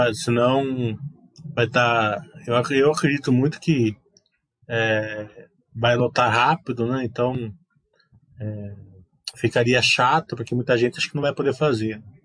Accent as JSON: {"language": "Portuguese", "country": "Brazil"}